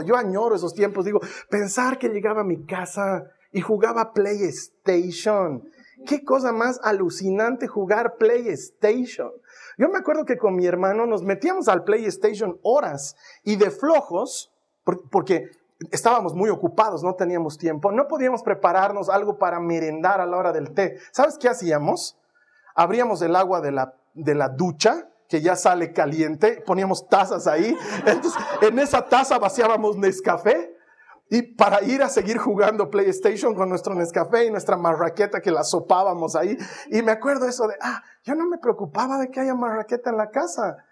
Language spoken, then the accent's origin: Spanish; Bolivia; moved away; lo lindo que era la vida en Bolivia